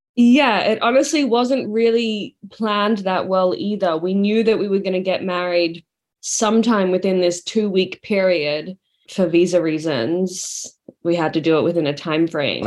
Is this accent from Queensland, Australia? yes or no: no; Sydney, New South Wales, Australia; accent: not a super strong accent; moved away as an adult; I am from Australia. I grew up in Sydney. I moved here three and a half years ago.